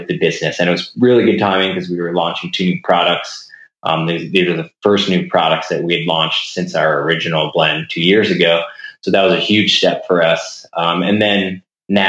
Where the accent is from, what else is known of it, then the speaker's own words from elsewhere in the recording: Florida, United States; moved away; I grew up in Florida and kind of started rock climbing when I was about 13 years old